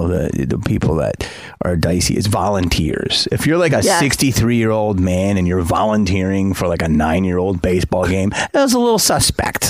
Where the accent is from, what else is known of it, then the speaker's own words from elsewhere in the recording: Philadelphia, Pennsylvania, United States; I grew up in Philly.